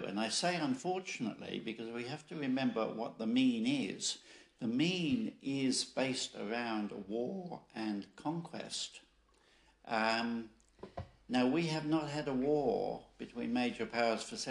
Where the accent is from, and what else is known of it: Australia